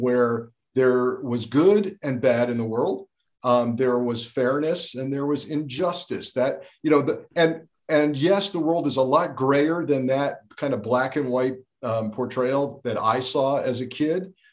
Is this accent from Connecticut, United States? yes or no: yes; Connecticut, United States; also born or lived in Port Chester, New York; I grew up in Connecticut